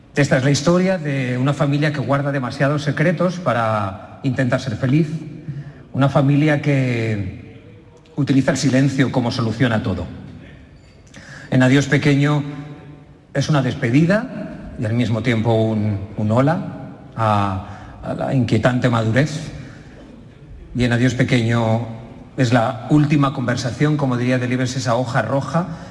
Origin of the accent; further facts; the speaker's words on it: Utiel and Buñol, Valencian Community, Spain; Y yo nací en Utiel y en Buñol. Y como nunca he sabido decir de qué pueblo soy, porque soy de dos